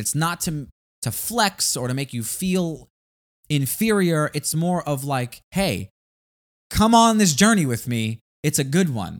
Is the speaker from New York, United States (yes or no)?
yes; New York City, New York, United States; we're from Staten Island